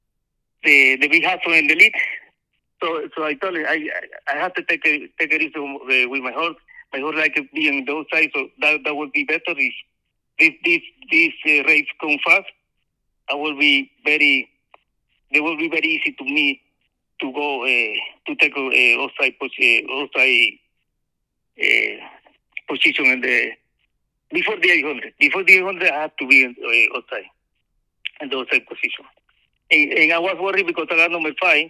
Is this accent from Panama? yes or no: yes; Panama City, Panama; English is a second language; moved away as an adult; also born or lived in United States; now in Saudi Arabia; I started in my hometown, Panama City.